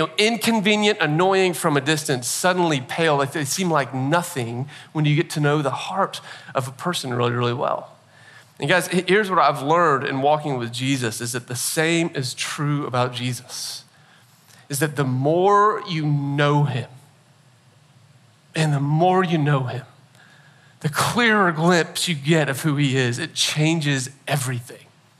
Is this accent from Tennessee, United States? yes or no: yes; Nashville, Tennessee, United States; born there; I'm not from Nashville originally. I've lived in Nashville now. I was, weird story, born here, but then never lived here until about 8 years ago and moved to Nashville.